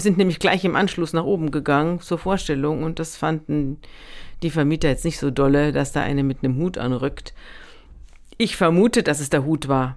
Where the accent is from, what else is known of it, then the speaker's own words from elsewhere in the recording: Munich, Bavaria, Germany; moved away as an adult; now in Hamburg, Germany; Ich komme ja aus München